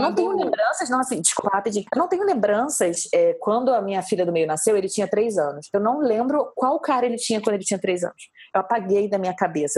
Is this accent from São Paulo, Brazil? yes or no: no; Rio de Janeiro, Brazil; sou do Rio